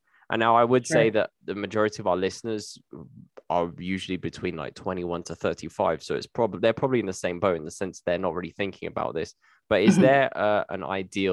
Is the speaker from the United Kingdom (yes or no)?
yes; United Kingdom; I'm British